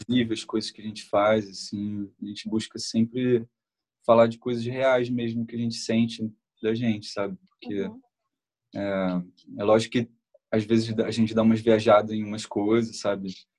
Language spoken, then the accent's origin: Portuguese; Nova Iguaçu, Rio de Janeiro, Brazil; A gente é, a gente é de Nova Iguaçu, Uhum. É, e é, é, Baixada lá, é Baixada Fluminense aqui no Rio